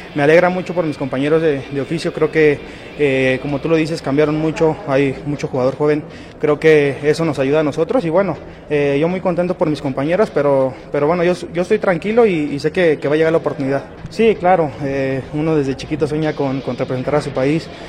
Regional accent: Mexico; como mexicanos y como jóvenes promesas

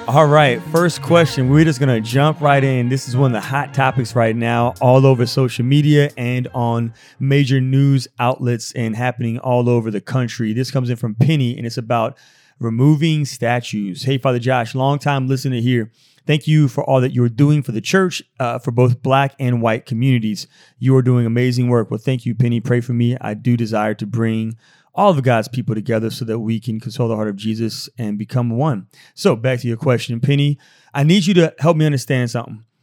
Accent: Louisiana, United States; We're from America, from Louisiana, and, uh, we've never been here.

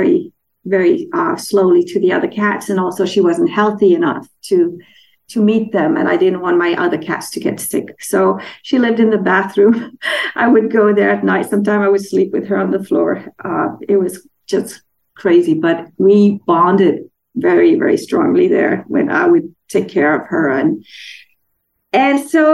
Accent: Denmark; moved away; I'm from Denmark

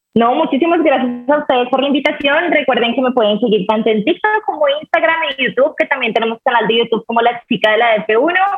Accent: Colombia; siendo colombiana

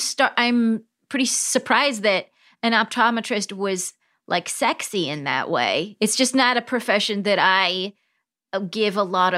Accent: Palm Springs, California, United States; moved away; I grew up in Palm Springs, California.

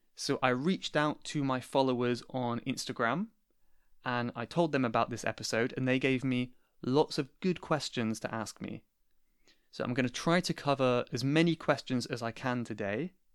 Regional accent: Cornwall, South West England, United Kingdom; I'm originally from Cornwall, which is in the southwest of England, and that is still where I am at the moment

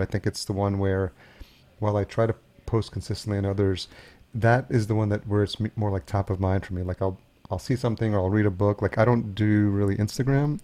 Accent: Yonkers, New York, United States; also born or lived in Los Angeles; now in Minnesota, United States; I grew up in Yonkers, New York, just outside the city, and, and that's Westchester County

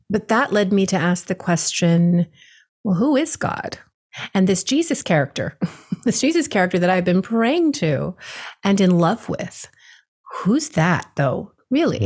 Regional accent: Hawaii, United States; I was born and raised in Hawaii, my father as well.

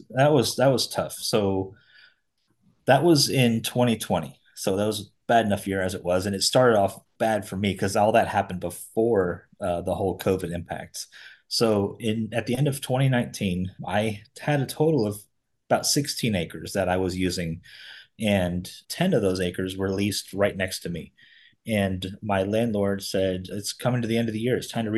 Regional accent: South Florida, United States; I grew up in South Florida. My family had a ranch growing up.

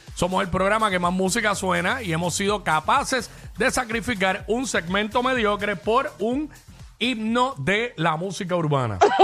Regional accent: Cabo Rojo, Puerto Rico; yo soy de Cabo Rojo y soy mata con hacha

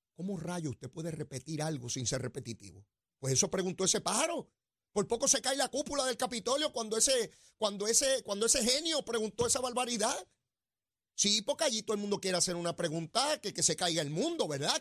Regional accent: Puerto Rico; El lugar donde nací, Puerto Rico, sí, en esta isla.

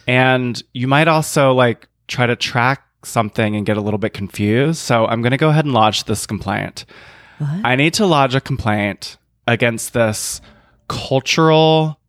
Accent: New Jersey, United States; a character assessment or a character assassination that's going to be said or thought when I say I am from New Jersey.

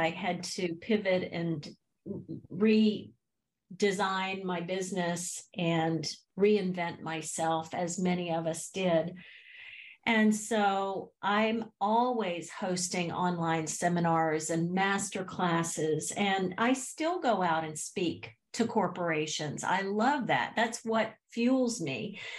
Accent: the South, United States; growing up in the South, I was raised Southern Baptist.

